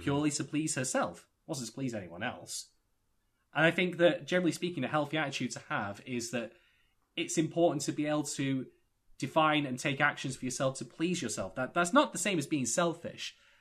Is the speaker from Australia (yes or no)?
no; United Kingdom; I'm a Brit